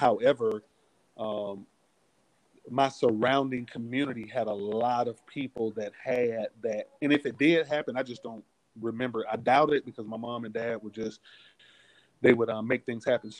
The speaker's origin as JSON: {"language": "English", "town": "Atlanta", "region": "Georgia", "country": "United States", "tie": "born or raised there", "said": "I grew up in Northwest Atlanta, which is known as Bankhead, the Bankhead community"}